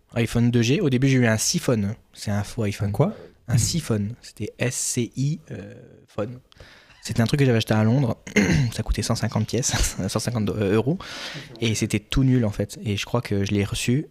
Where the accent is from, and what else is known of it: France; moved away as an adult; now in Quebec, Canada